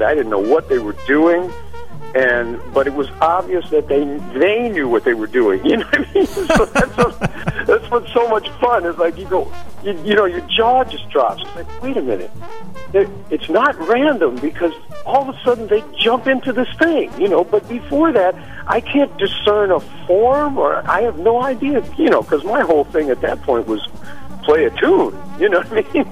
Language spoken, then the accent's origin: English; Chicago, Illinois, United States; also born or lived in New York City / Long Island; now in Stony Brook, United States; I was born in '52, and I grew up in Chicago in Hyde Park, which is the community on the south side where the University of Chicago is.